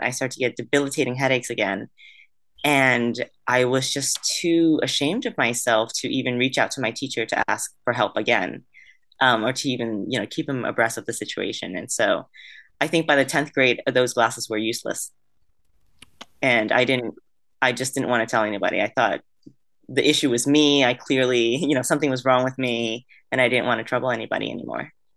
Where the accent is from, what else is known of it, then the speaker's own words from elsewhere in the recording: Vietnam; moved away; I was born in Vietnam